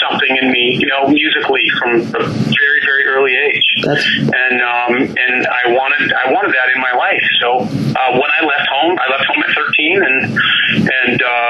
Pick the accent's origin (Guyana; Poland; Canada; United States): Canada; I'm Canadian